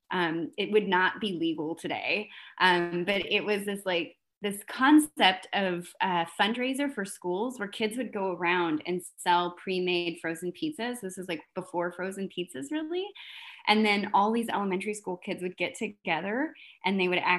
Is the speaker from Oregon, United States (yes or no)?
no; Fresno, California, United States; I was born in Fresno, California. So I was born in the Central Valley of California